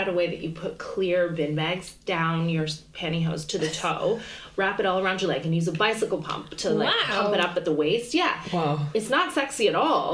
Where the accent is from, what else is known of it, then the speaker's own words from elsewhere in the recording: Canada; moved away as an adult; now in London, United Kingdom; I'm from Canada